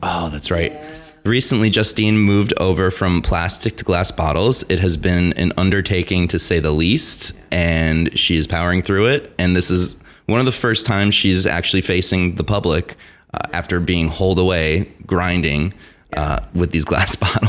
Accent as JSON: {"language": "English", "region": "New Jersey", "country": "United States"}